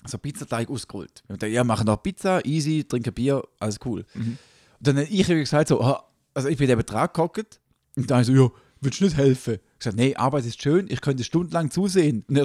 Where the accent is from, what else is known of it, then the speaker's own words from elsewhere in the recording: Switzerland; bin kein Schweizer. Schweizer kann jeder werden. Ich bin Eidgenoss.